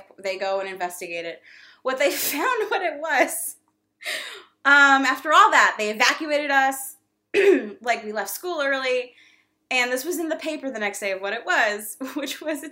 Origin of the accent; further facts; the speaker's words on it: Fort Lauderdale, Florida, United States; moved away; I'm from Fort Lauderdale